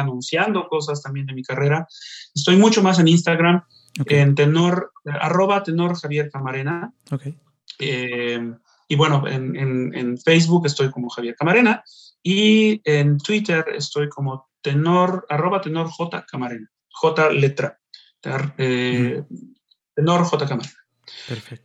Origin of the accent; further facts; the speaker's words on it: Xalapa, Veracruz, Mexico; moved away; mi tierra